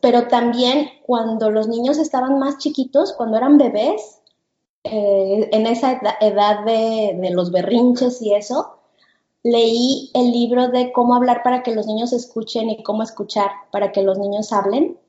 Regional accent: Guadalajara, Jalisco, Mexico; moved away as an adult; now in United States; Yo soy de México, nosotros somos de Guadalajara, este, pero tenemos dos años viviendo aquí en, Estados Unidos

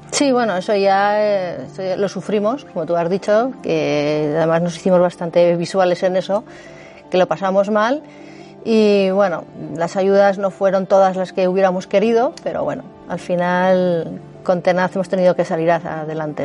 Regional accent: Candanchú, Aragon, Spain; Yo soy de Candanchú

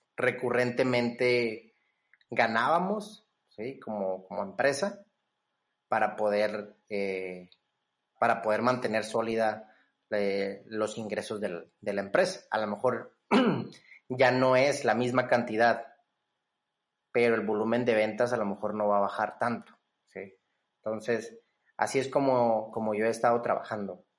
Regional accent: Monterrey, Nuevo León, Mexico; la mayoría de nosotros como, como regios

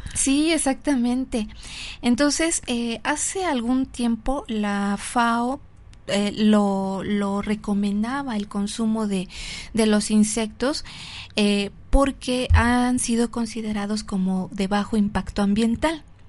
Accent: Mexico; nosotros los mexicanos

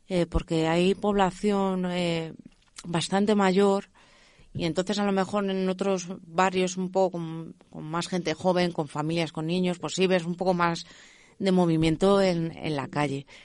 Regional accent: Leganés, Community of Madrid, Spain; Yo soy de Leganés. Entonces, eh, bueno, yo eh, al instituto fui a Carabanchel

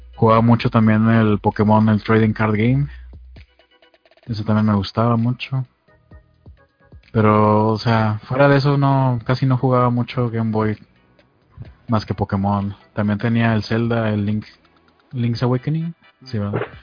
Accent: Mexico; soy soy de México

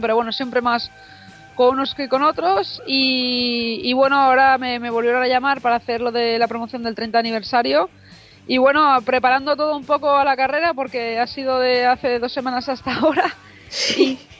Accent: Madrid, Community of Madrid, Spain; yo que soy de Madrid

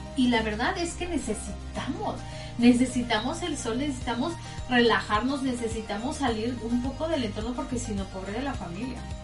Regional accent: Tampico, Tamaulipas, Mexico; now in United States; yo soy de Tampico

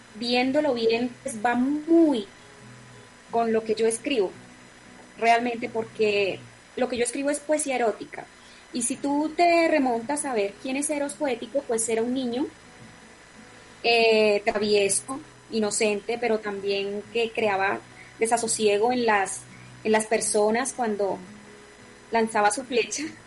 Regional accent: Atlántico, Colombia; moved away; mi tierra, Barranquilla Atlántico, mi departamento del Atlántico

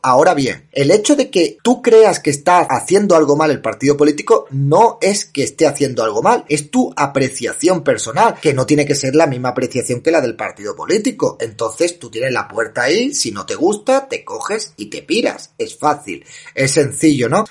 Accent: Andalusia, Spain; como andaluz

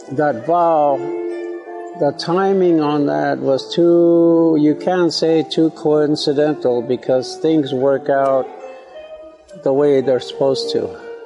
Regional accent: Manderson, South Dakota, United States; that's where I was born, that's where I'm from and that's where we have our most uh, important, one of the most important uh, ceremonies, our Sundance, is in my hometown in uh, Manderson, South Dakota

